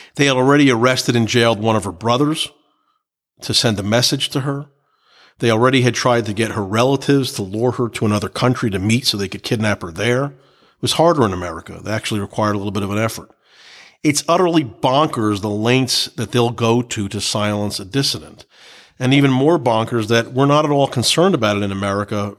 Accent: United States; also born or lived in New Jersey; as an American

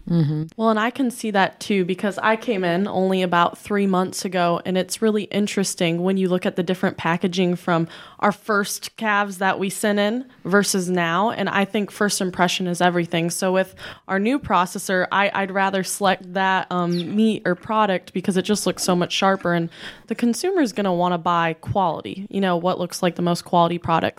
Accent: Bellevue, Iowa, United States; moved away as an adult; also born or lived in Kewanee, Illinois; I grew up in Bellevue, Iowa, and I was raised in a big family

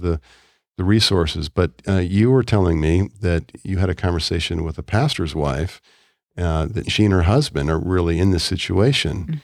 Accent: Chicago, Illinois, United States; moved away; I grew up in Chicago

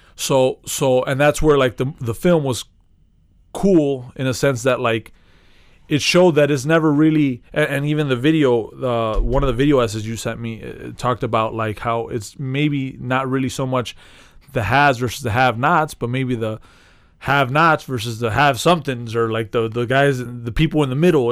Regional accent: Chicago, Illinois, United States; being a Chicagoan

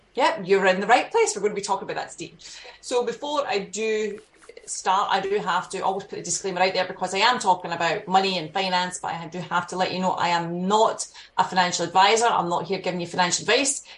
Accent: Scotland, United Kingdom; moved away; you can probably tell from my accent, I'm, I'm Scottish

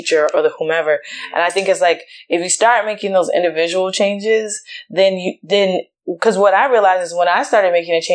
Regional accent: Richmond, Virginia, United States; I grew up in Richmond, Virginia

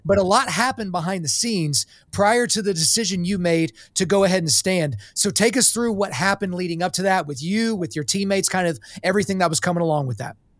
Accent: Oklahoma, United States; I was born in Oklahoma, so I'm a Christian

